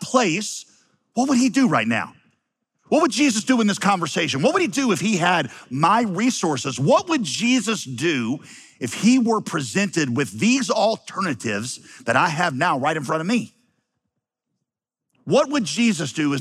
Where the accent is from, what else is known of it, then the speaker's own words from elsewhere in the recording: Wheeling, West Virginia, United States; moved away; also born or lived in Yadkinville, North Carolina; I'm from Wheeling, West Virginia